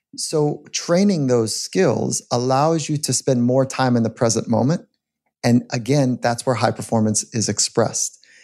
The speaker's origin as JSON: {"language": "English", "region": "California", "country": "United States", "tie": "born or raised there", "said": "As a young athlete, I grew up in California."}